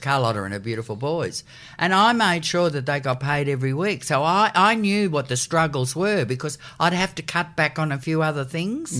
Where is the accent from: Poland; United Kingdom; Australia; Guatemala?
Australia; Sydney, New South Wales; I was born in Crown Street Women's Hospital, so that was before the war had ended.